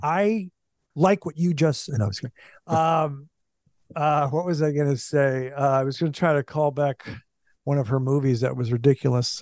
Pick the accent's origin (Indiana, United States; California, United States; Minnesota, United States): Minnesota, United States; moved away; also born or lived in Kansas City, Missouri / Kansas City, Kansas; growing up in Minnesota